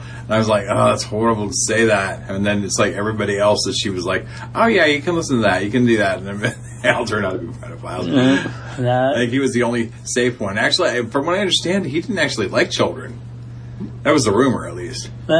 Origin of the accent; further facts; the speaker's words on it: United States; Welcome to our new listeners in Norway, my country of origin, and the U.S., my other country of origin, because I am an American made with Norwegian parts.